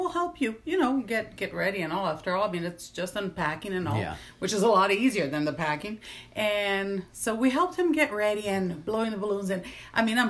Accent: Recife, Pernambuco, Brazil; now in Mississippi, United States; I'm from Recife

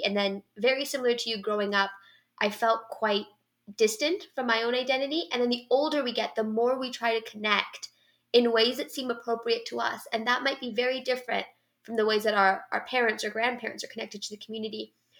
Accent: Canada; I grew up in Canada

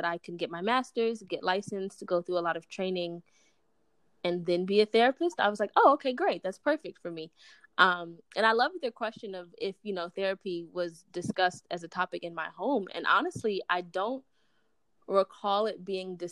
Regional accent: New York City, New York, United States; I grew up in Brooklyn, New York with my mom and grandma.

